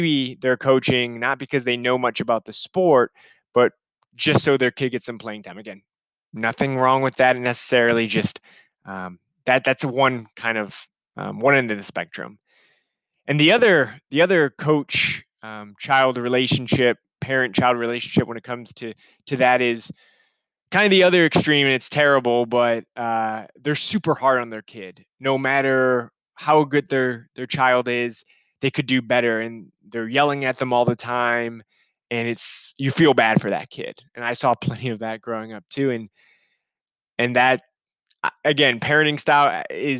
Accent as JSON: {"language": "English", "town": "Chicago", "region": "Illinois", "country": "United States", "said": "I'm from Chicago."}